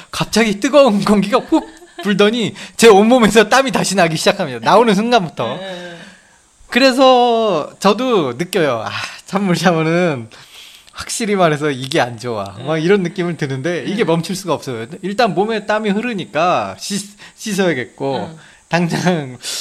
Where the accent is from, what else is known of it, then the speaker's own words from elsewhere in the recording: South Korea; now in Japan; 일본에 와서 저는 한국 사람이지만 일본에 와서 이제 앞으로 일본에 정착하길 정착할 예정이기 때문에